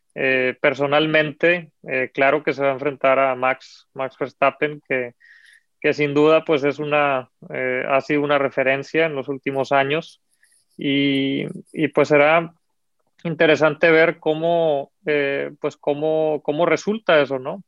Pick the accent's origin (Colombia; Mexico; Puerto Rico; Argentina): Mexico; como mexicanos